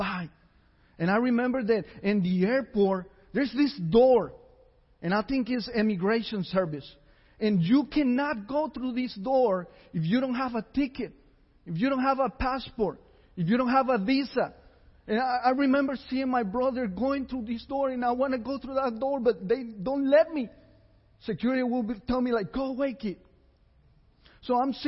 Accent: San José, Costa Rica; I was born in San Jose, Costa Rica.

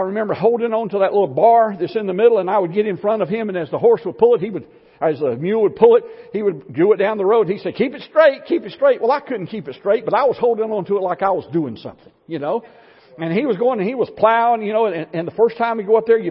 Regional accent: Florida, United States; I grew up in Florida

